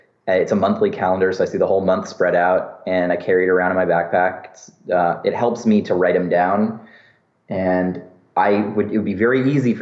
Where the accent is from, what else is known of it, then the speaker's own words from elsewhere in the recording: San Francisco, California, United States; my experience growing up in San Francisco